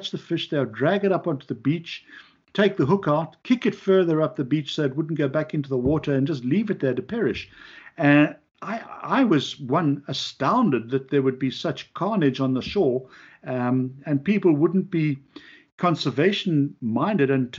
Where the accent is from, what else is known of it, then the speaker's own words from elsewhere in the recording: South Africa; now in Long Island, United States; I'm from South Africa